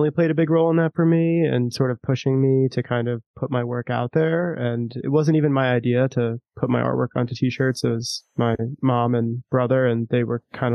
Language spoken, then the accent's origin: English; Long Island, New York, United States; I grew up on Long Island